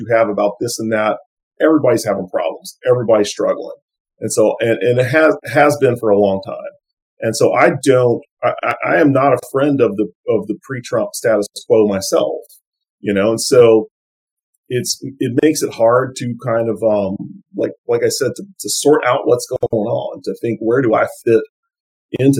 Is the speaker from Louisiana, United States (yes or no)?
yes; Lake Charles, Louisiana, United States; my hometown of Lake Charles